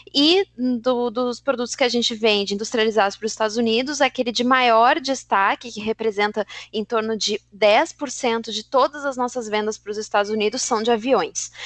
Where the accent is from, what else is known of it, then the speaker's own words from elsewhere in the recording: Brazil; Nós, como brasileiros